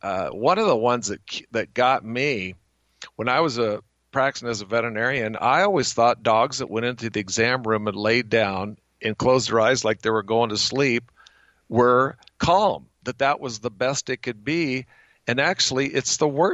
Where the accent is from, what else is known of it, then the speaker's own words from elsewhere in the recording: Bonners Ferry, Idaho, United States; also born or lived in New York; my hometown of Bonner's Ferry